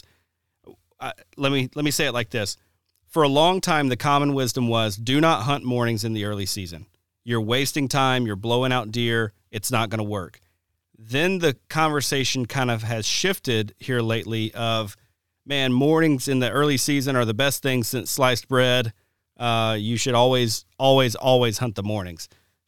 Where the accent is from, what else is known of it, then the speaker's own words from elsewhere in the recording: Alabama, United States; now in Wisconsin, United States; when I first moved to Wisconsin, it was amazing. You know, growing up in Alabama, it was like, man, it's really tough to find beds and bedding in general